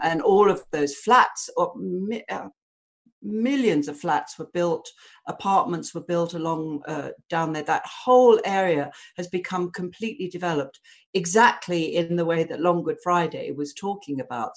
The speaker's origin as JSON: {"language": "English", "town": "Southend-on-Sea", "region": "East of England", "country": "United Kingdom", "tie": "born or raised there", "moved": "yes", "lives_now": "London, United Kingdom"}